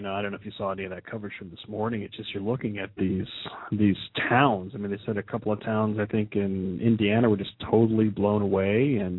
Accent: Philippines; because, you know, of course I'm Filipino and. You know, and you love the Filipino people there

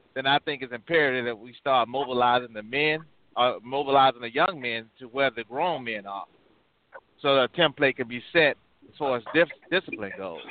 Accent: Birmingham, Alabama, United States; I'm originally from Birmingham, Alabama

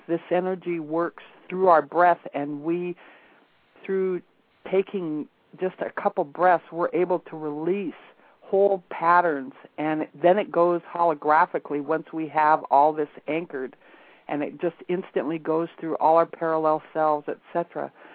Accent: Montana, United States; moved away; also born or lived in Alaska; I happened to be back in Montana, which is where I was born and raised.

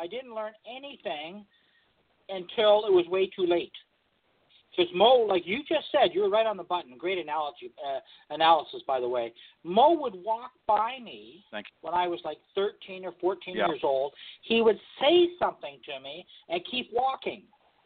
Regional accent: Oakville, Ontario, Canada; we're both from Oakville

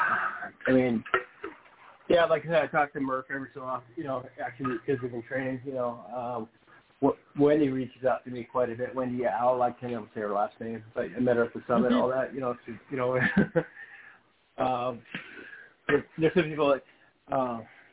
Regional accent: Seattle, Washington, United States; I'm from Seattle.

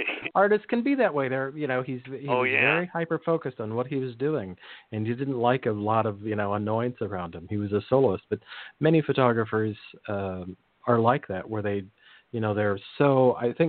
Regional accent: Monterey Peninsula, California, United States; I grew up in the Monterey Peninsula

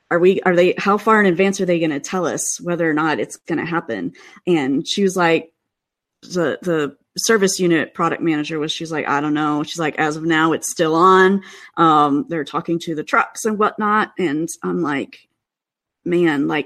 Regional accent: Midwest, United States; now in Seattle, United States; I still do feel bad complaining, you know, because I grew up in the Midwest, and so.

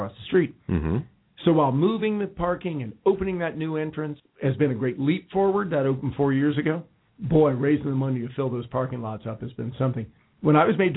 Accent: Winter Park, Florida, United States; now in Cincinnati, United States; my hometown, Winter Park, Florida.

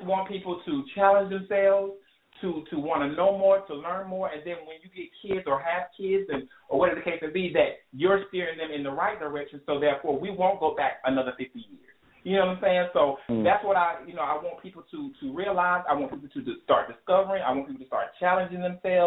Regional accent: South Carolina, United States; I'm from South Carolina. We dealt with that Confederate flag stuff when I was in high school

